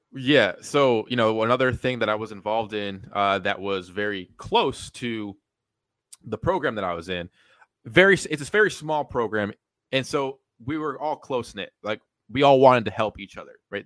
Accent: East Greenbush, New York, United States; East Greenbush, New York, ten minutes from Albany, uh, Columbia High School, uh, grew up there, born and raised

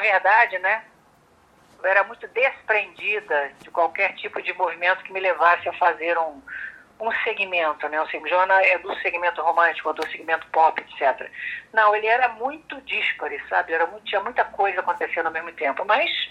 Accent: Rio de Janeiro, Brazil; born or raised there

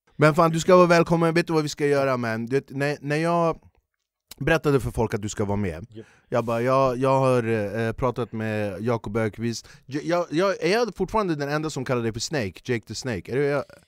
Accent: Flemingsberg, Stockholm County, Sweden; jag är ju född och uppvuxen i Flemingsberg

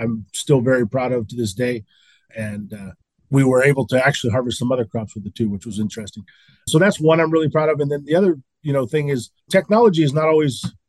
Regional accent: Salinas, California, United States; I was born and raised in Salinas

